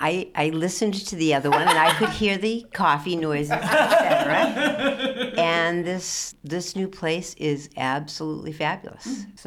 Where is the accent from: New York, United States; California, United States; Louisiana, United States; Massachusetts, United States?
Massachusetts, United States; Needham; also born or lived in Medfield, Massachusetts; now in Greenfield, United States; I grew up in Needham.